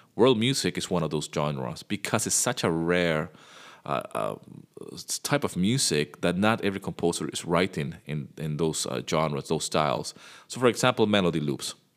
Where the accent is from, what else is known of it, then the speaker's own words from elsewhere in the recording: Venezuela; I grew up in Venezuela